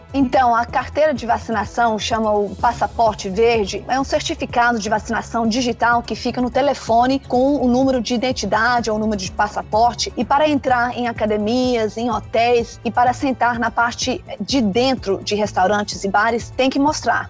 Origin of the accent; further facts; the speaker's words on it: Denmark; now in Israel; eu nasci na Dinamarca, eu sou dinamarquesa